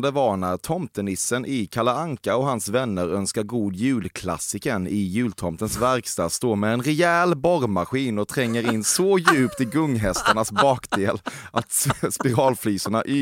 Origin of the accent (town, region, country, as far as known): Norway